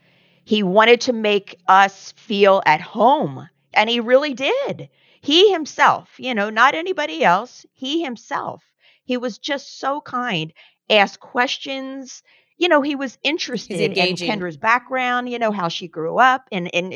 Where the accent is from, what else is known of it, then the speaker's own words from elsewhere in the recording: Cherry Hill, New Jersey, United States; moved away; also born or lived in San Diego; I'm from South Jersey, which is like 10 minutes from Philly